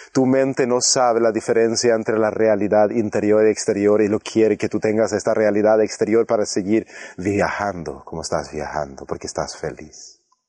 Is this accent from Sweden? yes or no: yes; Sweden; un norte europeo sueco como yo